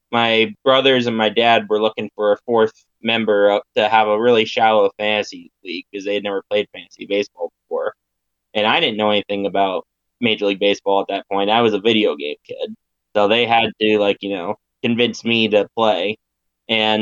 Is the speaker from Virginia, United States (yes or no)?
yes; Roanoke, Virginia, United States; also born or lived in Williamsburg, Virginia; I am in Roanoke, Virginia. That is my hometown.